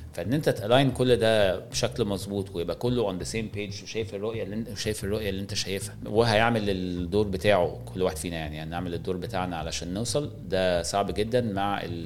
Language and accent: Arabic; Egypt; واحنا كمصريين